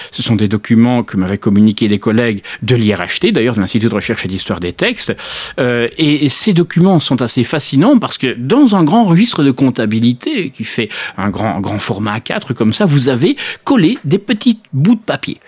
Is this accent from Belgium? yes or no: yes; Belgium; je suis belge.